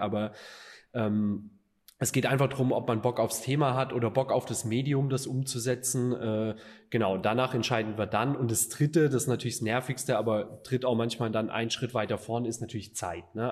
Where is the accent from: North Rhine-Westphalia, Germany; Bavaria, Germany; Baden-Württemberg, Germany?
Baden-Württemberg, Germany; Stuttgart; moved away as an adult; now in Düsseldorf, Germany; Alex und ich, halt die Exilschwaben hier